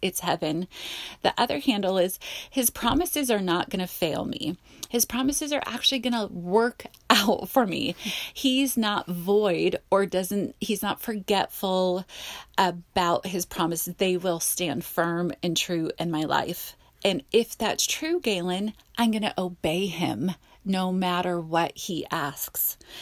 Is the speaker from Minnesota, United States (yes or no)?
no; Simi Valley, California, United States; accent: Valley Girl; I grew up in the Valley